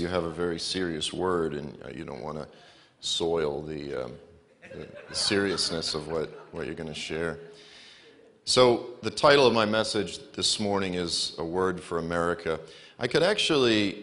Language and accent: English; Boston, Massachusetts, United States; moved away as an adult; also born or lived in Memphis, Tennessee; I'm from Boston, but I ended up in Memphis, Tennessee